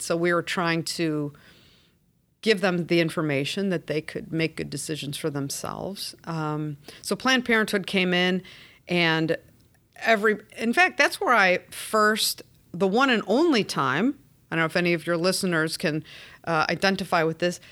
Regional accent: Chicago, Illinois, United States; I'm a native Chicagoan

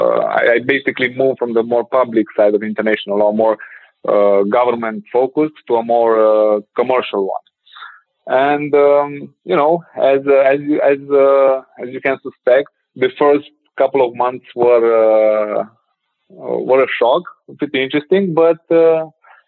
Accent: Ukraine; moved away as an adult; also born or lived in Bucharest, Romania; I was born in Ukraine, lived there for like my first 17 years there

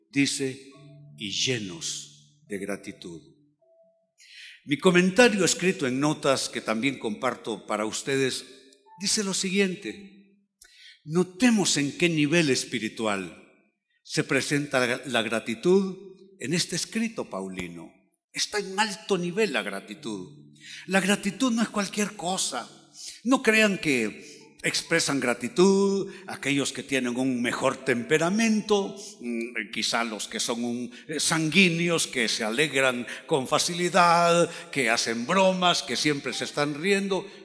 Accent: Catalonia, Spain; now in Honduras; yo tengo un problema, soy demasiado catalán, debiera ser más hondureño, porque los hondureños son más afables, más llevaderos.

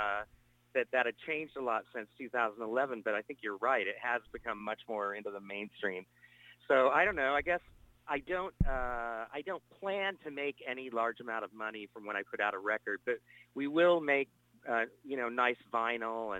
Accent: Nebraska, United States; I grew up in Nebraska

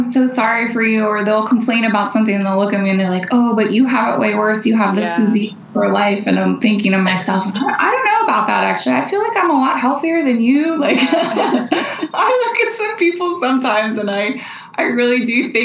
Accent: Pennsylvania, United States; we're from Pennsylvania. I grew up in the woods.

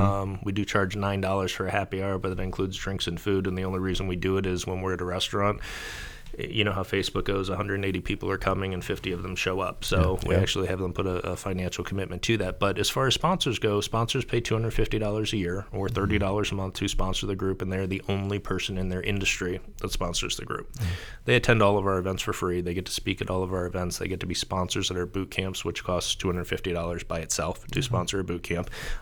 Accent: Columbus, Ohio, United States; also born or lived in Cincinnati; Grew up in Columbus, spent 2 years in Cleveland, so I haven't really been a fan of either lately.

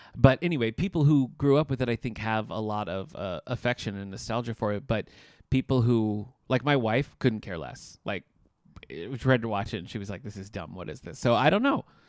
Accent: Battle Creek, Michigan, United States; moved away; I'm originally from Battle Creek, Michigan

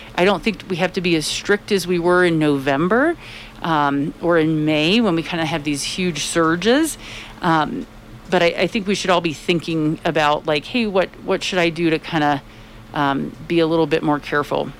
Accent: Tampa, Florida, United States; now in Colorado, United States; I am from Florida and it's I'm from Tampa, Florida

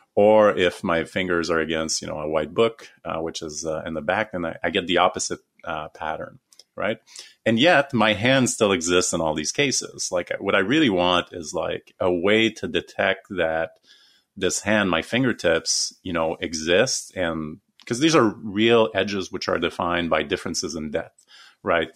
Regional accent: Canada; so I'm Canadian

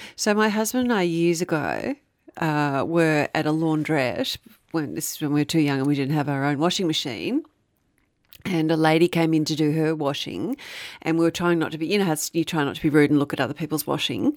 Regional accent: Frankston, Victoria, Australia; growing up in Frankston

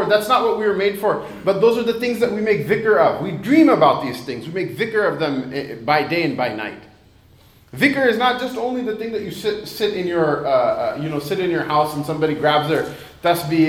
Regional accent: United States; I was born and raised in America

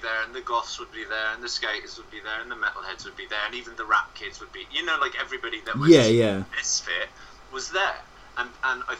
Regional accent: Bremen, Germany; moved away as an adult; now in London, United Kingdom; I was growing up in a small village outside of a town called Bremen.

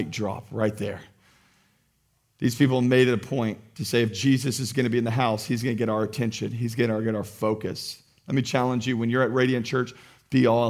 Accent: United States; as American Christians

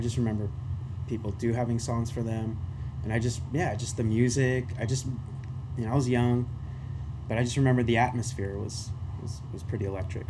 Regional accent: Pasadena, California, United States; also born or lived in Venezuela; the World Cup's in my backyard in Pasadena

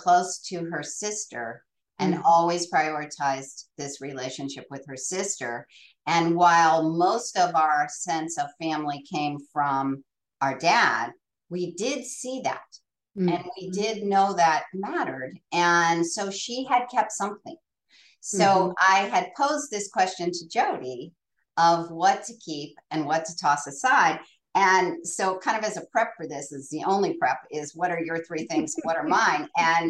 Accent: Akron, Ohio, United States; we grew up in Goodyear Heights, which was just far enough up the hill from Goodyear Tire and Rubber in Akron, Ohio

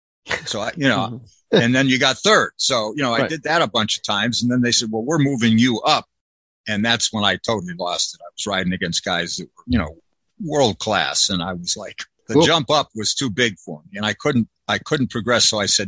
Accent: Connecticut, United States; now in California, United States; You know, I came from Connecticut. I was living there and I was waking up to the, you know, sunny Southern California.

